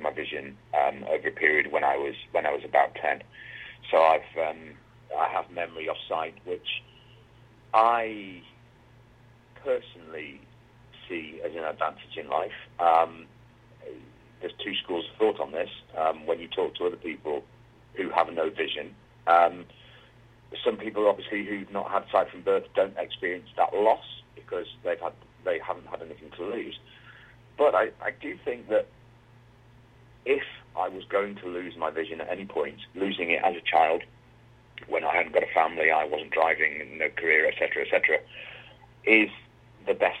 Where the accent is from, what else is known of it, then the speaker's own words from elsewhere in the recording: Wigan, North West England, United Kingdom; I grew up in a small mining town. It was a mining town originally called Wigan.